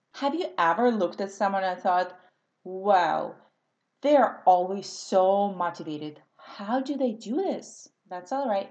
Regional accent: Russia; English is a second language; moved away as an adult; now in California, United States; because I grew up in Soviet Russia.

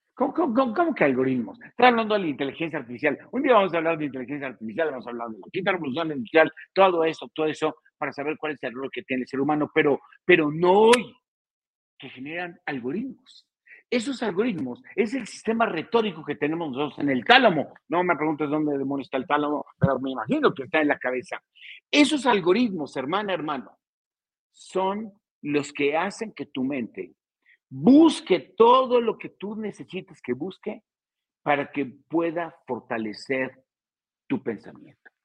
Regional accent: State of Mexico, Mexico; Yo soy del Estado de México

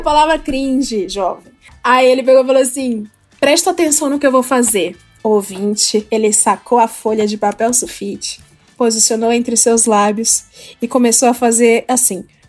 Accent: Ceará, Brazil; moved away; Eu sou do estado do Ceará

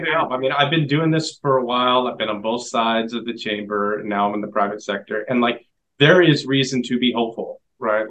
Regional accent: Washington, United States; I'm from Washington State

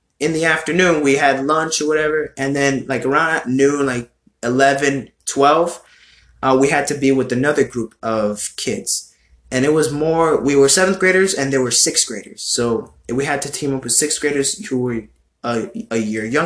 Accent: United States; I'm a fucking American boy over here I'm just an American Hispanic, American Latino in your country here

